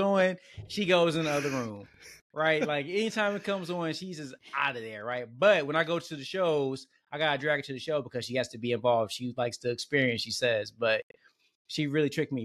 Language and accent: English; Detroit, Michigan, United States; I grew up in Detroit